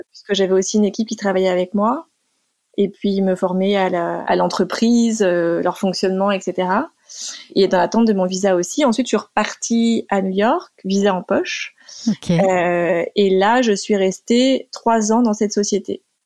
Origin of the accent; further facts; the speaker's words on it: Sologne, Centre-Val de Loire, France; moved away as an adult; now in United States; j'ai passé une grande partie de mon enfance en Sologne